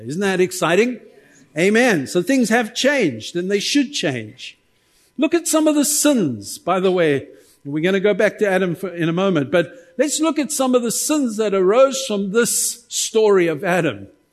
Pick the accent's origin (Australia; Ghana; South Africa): South Africa; as a South African